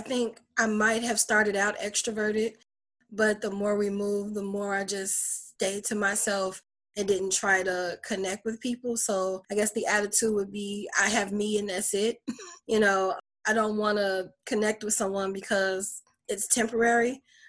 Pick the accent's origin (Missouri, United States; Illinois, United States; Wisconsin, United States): Illinois, United States; Chicago; also born or lived in Detroit; now in Lafayette, United States; I was born in Detroit, Michigan, raised in Chicago, Illinois, and I'm currently in Lafayette, Indiana. I've been here for 3 years.